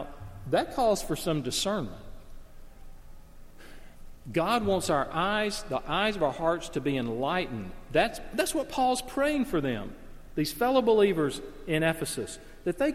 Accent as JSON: {"language": "English", "region": "the South", "country": "United States", "tie": "born or raised there", "said": "I grew up in the South"}